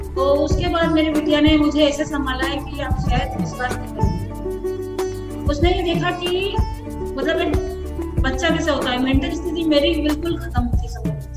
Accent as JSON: {"language": "Hindi", "town": "Indore", "region": "Madhya Pradesh", "country": "India", "moved": "yes", "lives_now": "Jaipur, India", "said": "मैं proper MP Indore से हूँ"}